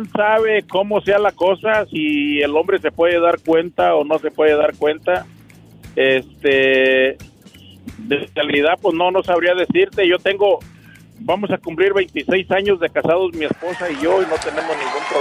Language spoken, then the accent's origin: Spanish; Jalisco, Mexico; mi esposa es del estado de Sonora y yo soy de Jalisco.